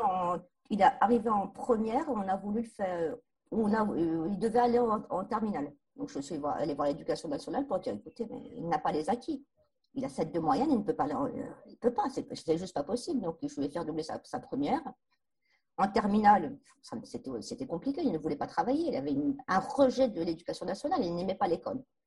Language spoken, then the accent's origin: French; Bourges, Centre-Val de Loire, France; Je suis née à Bourges, scolarisée à l'école de la République